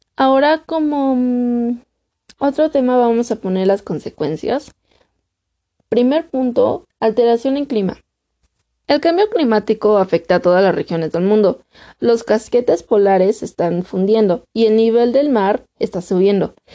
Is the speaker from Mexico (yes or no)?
yes; Mexico; actualmente en mi país tenemos escasez de agua, México